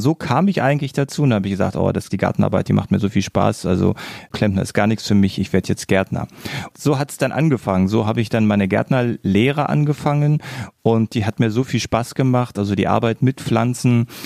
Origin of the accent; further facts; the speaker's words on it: Berlin, Germany; now in near Braunschweig, Germany; Eigentlich bin ich ja ein gebürtiger Berliner. Das heißt also, ich komme eigentlich von einer riesengroßen Stadt und bin aus der Stadt aufs Dorf gezogen.